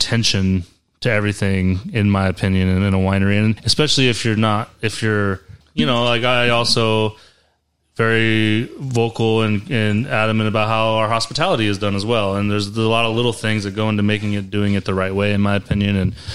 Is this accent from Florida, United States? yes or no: no; Central Valley, California, United States; moved away; also born or lived in upstate New York; I'm originally from California. And so I moved there about the time I got into wine. I'm from the Central Valley